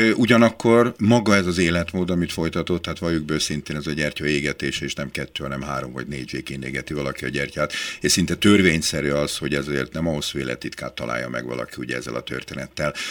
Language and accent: Hungarian; Budapest, Hungary; én benyerekeskedtem Budapest belvárosába, a Párizsi udvar című házban, én ott nőttem föl